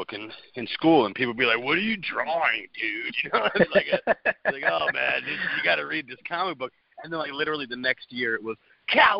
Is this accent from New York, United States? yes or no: yes; New York, United States; I grew up in New York.